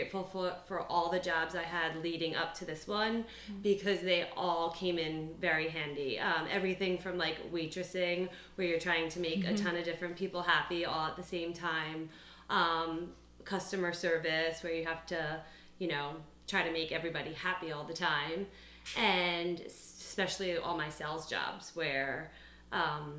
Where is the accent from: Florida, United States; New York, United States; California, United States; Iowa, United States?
New York, United States; moved away as an adult; now in Philadelphia, United States; I'm from New York, and I went to St. Joe's and pretty much have been in Philadelphia ever since.